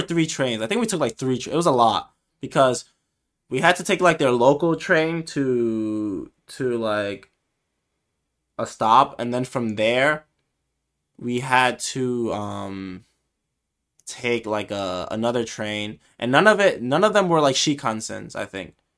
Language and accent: English; United States; I'm from America, like, we're from the U S